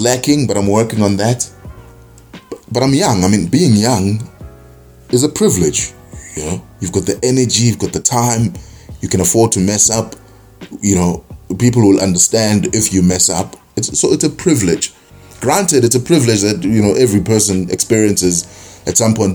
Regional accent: South Africa; being South African and you know being born here

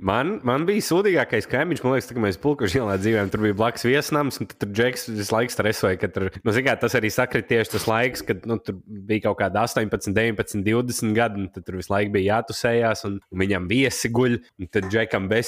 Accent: Kurzeme, Latvia; mēs visi esam arī kurzemnieki.

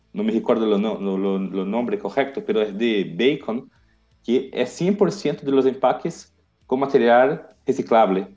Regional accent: Brazil; Spanish is a second language; yo soy brasileño

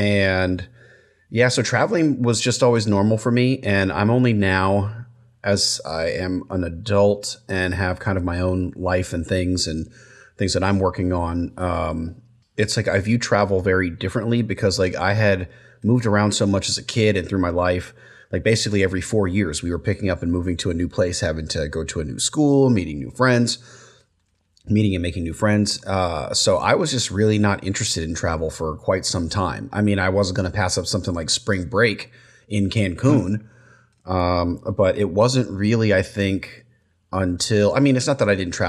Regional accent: United States; born there; I was born in the States, but both my brother and sister were born in Germany, but you know, my dad was in the military.

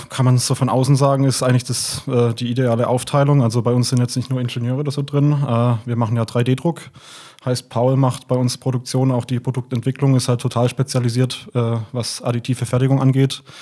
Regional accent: Heilbronn, Baden-Württemberg, Germany; now in Stuttgart, Germany; ursprünglich äh, äh, komme ich aus Heilbronn, bin dann zum Studium nach Stuttgart gekommen und bin seitdem hier, habe mich in die Stadt verliebt.

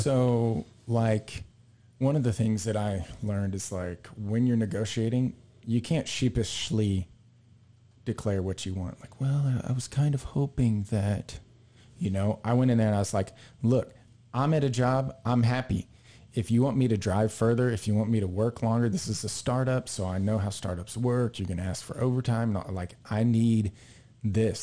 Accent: Texas, United States; we're from Texas

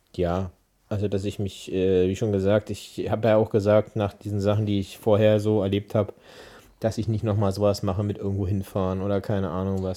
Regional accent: Berlin, Germany; now in Brandenburg, Germany; Jetzt Brandenburger, aber ursprünglich Berliner

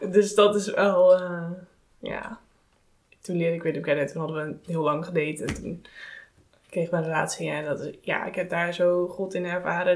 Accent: Netherlands; wij als Nederlanders

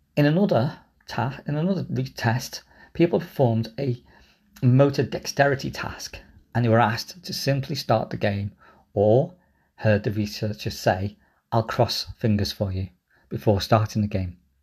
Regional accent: Liverpool, North West England, United Kingdom; I grew up in Liverpool.

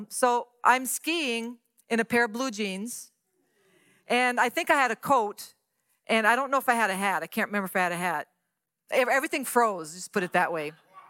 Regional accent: Louisiana, United States; moved away as an adult; also born or lived in San Antonio, Texas; I'm from Louisiana, never saw snow.

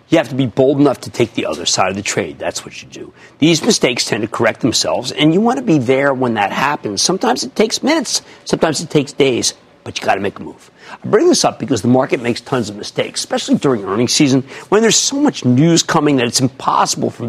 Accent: Mountainside, New Jersey, United States; I'm from Mountainside, New Jersey.

